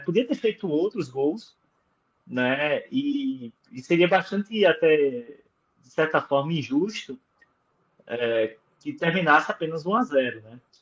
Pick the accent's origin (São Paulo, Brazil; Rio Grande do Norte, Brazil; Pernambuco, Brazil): Rio Grande do Norte, Brazil; Caicó; moved away; minha terra lá em Caicó